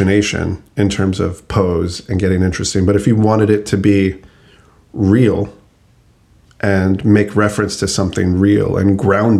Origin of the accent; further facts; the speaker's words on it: Albuquerque, New Mexico, United States; where I grew up in Albuquerque